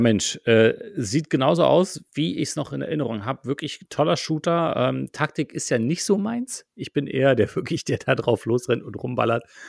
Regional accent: Germany; bei uns in Deutschland

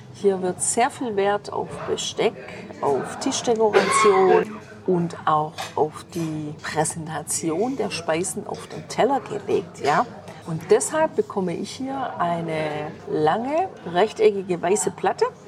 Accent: Germany; bei uns in Deutschland

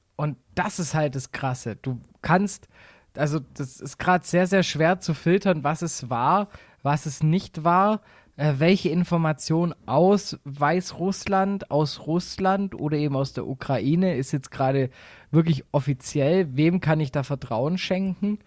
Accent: Swabia, Germany; Ich bin Schwabe

